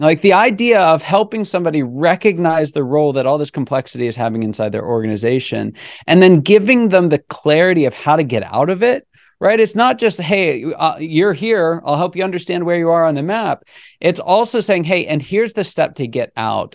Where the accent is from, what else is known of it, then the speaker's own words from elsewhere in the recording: Pittsburgh, Pennsylvania, United States; also born or lived in California / Grandview, Missouri; now in Atlanta, United States; I was born in California. I grew up around the Pittsburgh area.